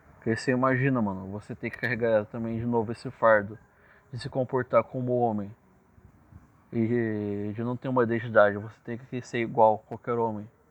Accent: Ourinhos, São Paulo, Brazil; Eu sou nascido e criado em Ourinhos

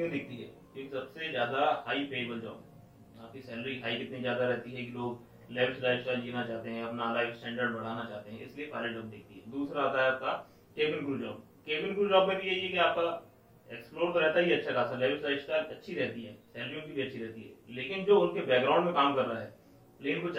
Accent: Jaipur, Rajasthan, India; मैं जयपुर से हूँ बॉर्न एंड ब्रॉट पूरा जयपुर में ही रहा

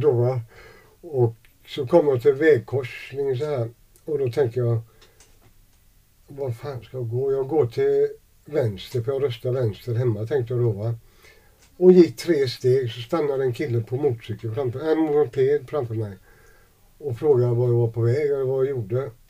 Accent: Gothenburg, Västra Götaland, Sweden; also born or lived in Jönköping / Degerfors; jag växte upp i Gamlestaden

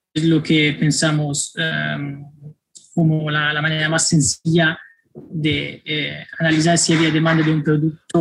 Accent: Florence, Tuscany, Italy; Spanish is a second language; moved away as an adult; also born or lived in Milan / Spain / Netherlands / Mexico; now in New York, United States; yo crecí en, en Florencia hasta los 18

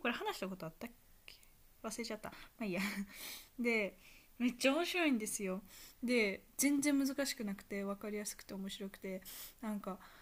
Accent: Kansai, Japan; accent: Kansai dialect; ちっちゃい頃、関西弁あんま好きじゃなかった

